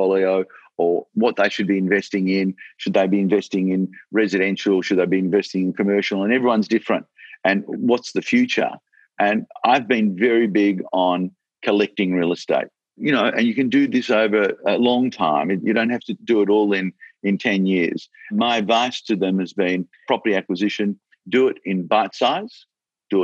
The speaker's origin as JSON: {"language": "English", "country": "Australia", "said": "I'm so proud that I'm an Australian and I'm so proud to be in this country"}